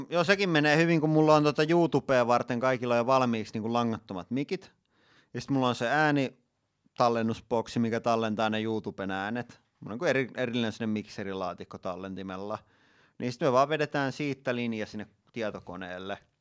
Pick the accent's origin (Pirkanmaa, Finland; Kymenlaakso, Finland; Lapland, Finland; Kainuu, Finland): Pirkanmaa, Finland; Tampere; mä oon asunut koko ikäni Tampereella